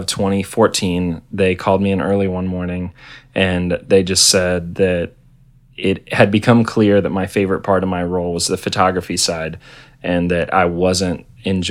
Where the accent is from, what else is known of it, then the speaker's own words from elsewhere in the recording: Tallahassee, Florida, United States; also born or lived in Orlando; I moved from Tallahassee, where I grew up, to Orlando